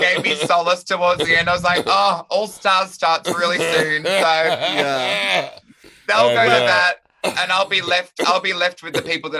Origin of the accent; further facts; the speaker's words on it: Melbourne, Victoria, Australia; My favorite look is either my hometown Melbourne look, the graffiti one from the first episode